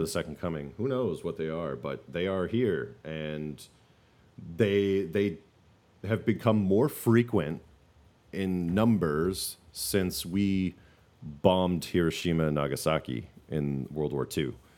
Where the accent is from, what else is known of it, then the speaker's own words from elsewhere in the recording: the North, United States; We're from the North